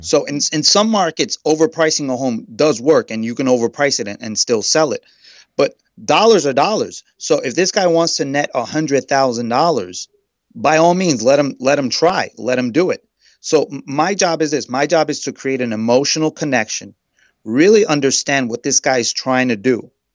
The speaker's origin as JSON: {"language": "English", "town": "New York City", "region": "New York", "country": "United States", "also_born_or_lived": "Queens", "said": "I'm from Queens. I'm originally from Brooklyn, and currently I'm living in Queens."}